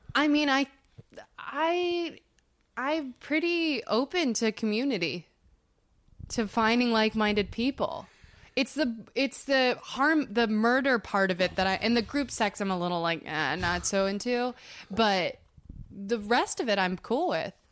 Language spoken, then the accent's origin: English; Denver, Colorado, United States; now in Los Angeles, United States; in Denver where I'm from